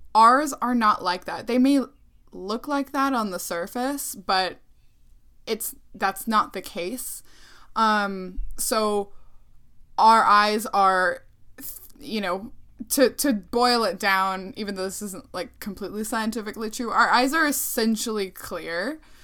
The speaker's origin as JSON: {"language": "English", "region": "Ohio", "country": "United States", "tie": "born or raised there", "said": "I didn't grow up in Puerto Rico. I grew up in the United States. I grew up in Ohio"}